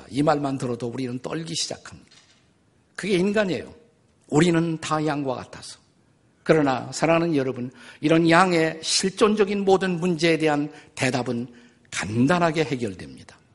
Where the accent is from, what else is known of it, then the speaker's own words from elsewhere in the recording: Suwon, Gyeonggi Province, South Korea; 저는 목장에서 태어났어요. 진짜입니다. 목장에서 태어났습니다. 여기서 멀지 않은 수원의 어, 교회 오목천이란데 나가면 지금도 그 화성 축산기술연구소라는 장소가 있습니다. 그것이 옛날에는 화산 목장이었어요. 아버님이 거기에 수의사셨고 제가 거기서 태어났습니다.